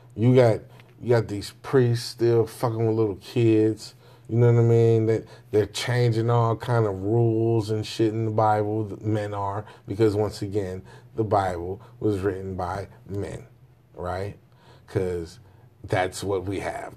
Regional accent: Jamaica; Me being a Jamaican

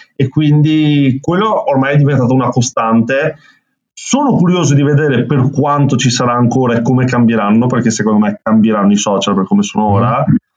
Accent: Veneto, Italy; accent: Venetian; qua in Veneto, come si sente anche dal mio accento

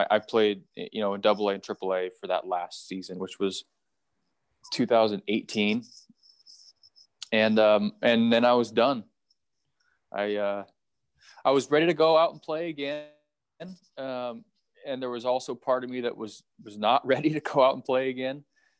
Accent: St. George, Utah, United States; I grew up here in St. George

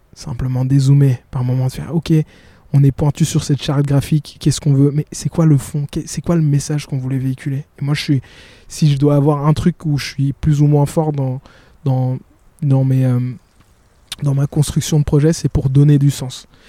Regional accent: Burundi; now in Brussels, Belgium; je suis burundais de nature et on est toujours très euh, pudique

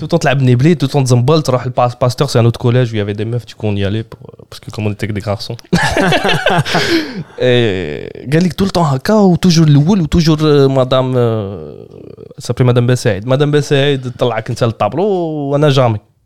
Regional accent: Algeria; French is a second language; moved away as an adult; also born or lived in Germany; now in Paris, France; je suis né en Algérie les 3 4 premières années été en Algérie j'ai fait que 6 mois en Allemagne

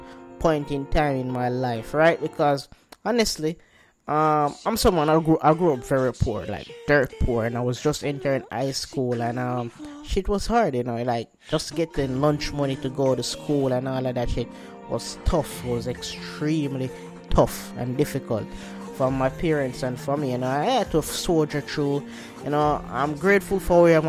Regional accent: Jamaica; I'm Jamaican

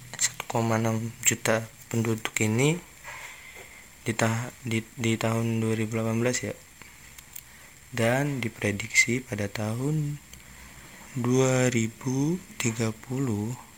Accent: Palembang, South Sumatra, Indonesia; aku kan orang Palembang

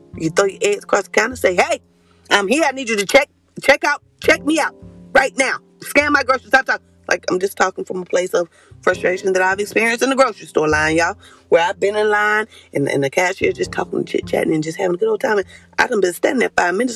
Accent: Concord, North Carolina, United States; I'm from Concord, but we up the street, three hours away

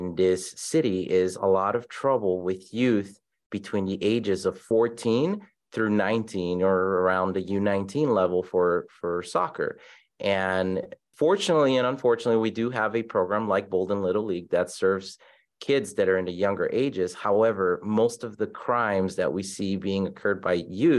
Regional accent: Los Angeles, California, United States; moved away as an adult; now in Las Vegas, United States; I grew up in South Central Los Angeles

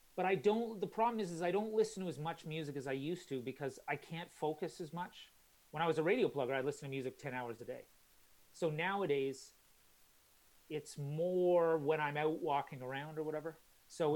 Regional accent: Calgary, Alberta, Canada; moved away as an adult; also born or lived in Halifax, Canada; now in London, United Kingdom; I grew up in Canada, and then my parents they still live in Calgary

